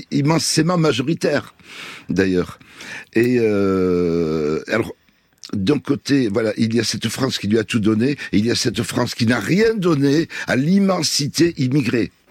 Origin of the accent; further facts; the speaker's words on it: Palestine; Donc moi, je suis des Palestiniens sans l'avoir voulu.